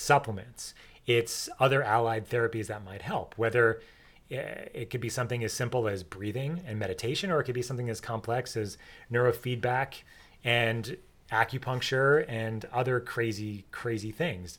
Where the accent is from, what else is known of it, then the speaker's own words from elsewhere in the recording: New York, United States; I grew up in New York